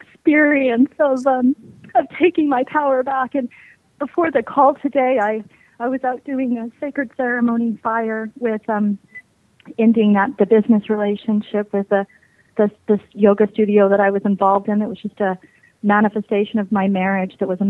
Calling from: Salt Lake City, Utah, United States; Lake City, Utah.

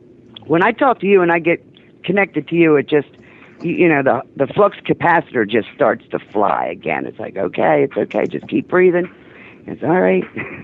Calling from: Delaware, United States; Yeah, a little state called Delaware.

